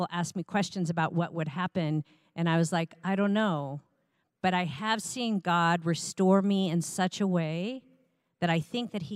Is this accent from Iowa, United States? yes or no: yes; Iowa, United States; I was raised in the Midwest in Iowa